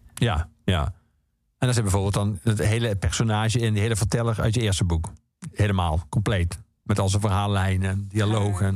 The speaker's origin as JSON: {"language": "Dutch", "country": "Netherlands", "said": "wij Nederlanders"}